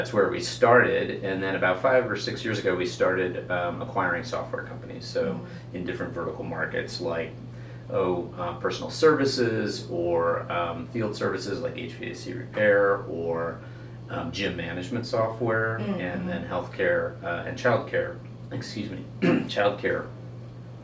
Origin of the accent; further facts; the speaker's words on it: St. Louis, Missouri, United States; also born or lived in Big Sky, Montana; born and raised in St. Louis, so been there a long time